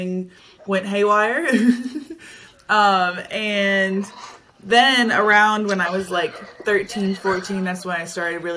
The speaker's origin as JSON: {"language": "English", "town": "Dallas", "region": "Texas", "country": "United States", "moved": "as an adult", "lives_now": "Gainesville, United States", "said": "I am from Dallas, Texas. I came to school here at University of Florida for swimming"}